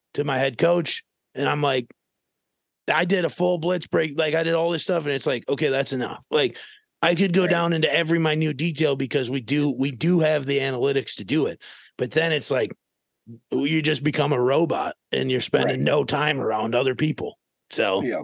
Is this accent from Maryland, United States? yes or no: no; Minnesota, United States; moved away as an adult; also born or lived in Fairmont, Minnesota; now in Arizona, United States; I was from Minnesota